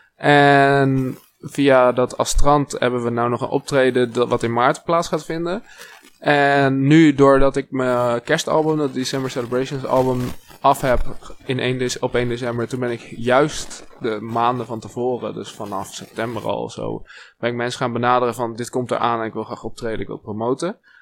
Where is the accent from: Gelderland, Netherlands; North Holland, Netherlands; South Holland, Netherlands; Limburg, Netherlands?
Gelderland, Netherlands; Wageningen; ik kom uit Wageningen, dat is heel lokaal